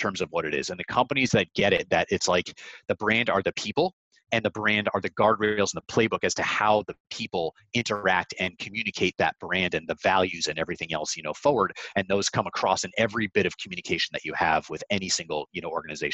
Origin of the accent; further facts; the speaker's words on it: Connecticut, United States; grew up in Connecticut.